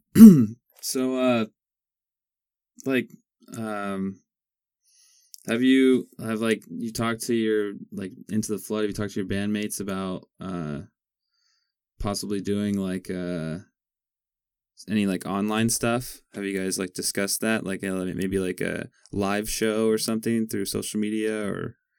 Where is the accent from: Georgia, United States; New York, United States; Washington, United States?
Washington, United States; Eatonville; I grew up on Webster Road, 304th, like out by like Eatonville